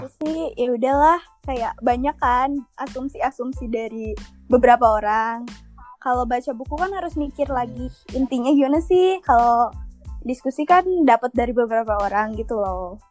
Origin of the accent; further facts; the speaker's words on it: Bandung, West Java, Indonesia; also born or lived in Karawang; aku orang Bandung